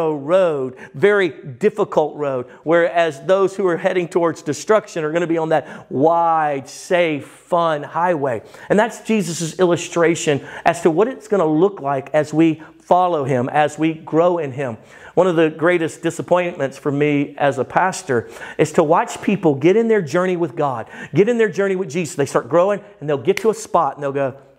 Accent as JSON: {"language": "English", "town": "Baton Rouge", "region": "Louisiana", "country": "United States", "moved": "yes", "lives_now": "Texas, United States", "said": "I'm from Baton Rouge, Louisiana"}